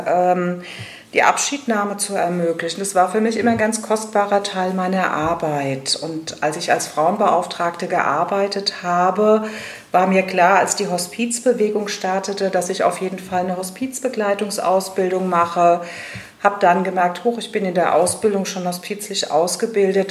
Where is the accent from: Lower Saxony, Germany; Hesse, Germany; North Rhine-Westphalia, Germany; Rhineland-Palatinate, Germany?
Rhineland-Palatinate, Germany; Rhenish Hesse; moved away as an adult; now in Darmstadt, Germany; bin gebürtige Rheinhessin und auch eine Grund- und Schollenfrau, also sehr mit meiner alten Heimat auch noch verwoben